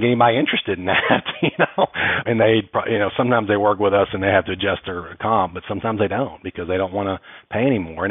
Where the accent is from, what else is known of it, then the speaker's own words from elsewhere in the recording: Texas, United States; I was from Texas originally